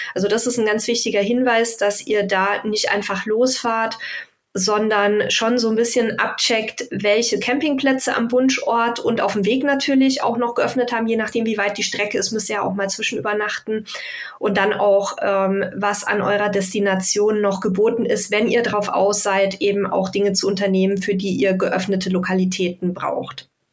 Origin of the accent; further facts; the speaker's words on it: Frankenhöhe, Franconia, Bavaria, Germany; die ist ganz in der Nähe quasi meiner Heimat, wo wir jetzt auch aktuell wohnen. Und zwar äh, die Tour durch die Frankenhöhe